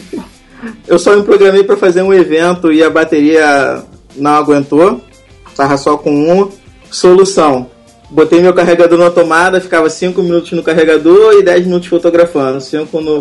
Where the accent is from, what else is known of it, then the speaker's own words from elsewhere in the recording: Rio de Janeiro, Brazil; Eu sou do Rio de Janeiro